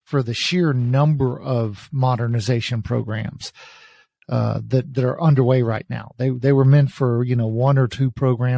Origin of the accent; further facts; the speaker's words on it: East Texas, United States; I'm from East Texas